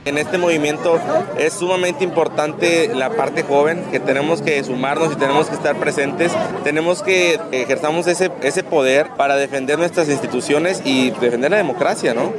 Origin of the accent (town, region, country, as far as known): Mexico